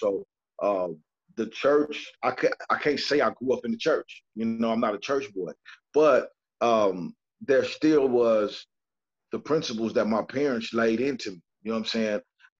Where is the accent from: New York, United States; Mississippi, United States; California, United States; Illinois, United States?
California, United States; You know, I'm from California, still live here.